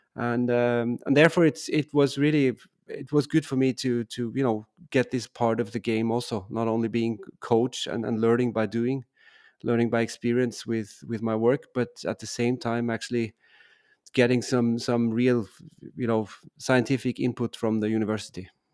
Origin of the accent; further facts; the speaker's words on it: Sankt Johann in Tirol, Tyrol, Austria; English is a second language; moved away; I grew up in a small town, uh, which is called, uh, Sankt Johan, uh, in Tirol